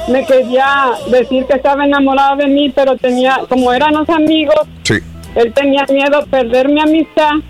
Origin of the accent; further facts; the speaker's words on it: Mexico; also born or lived in Matamoros; Él era dominicano, yo mexicano.